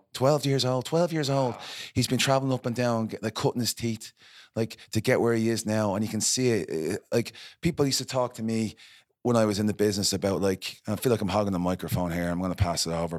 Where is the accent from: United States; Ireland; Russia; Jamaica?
Ireland; moved away; I'm from Ireland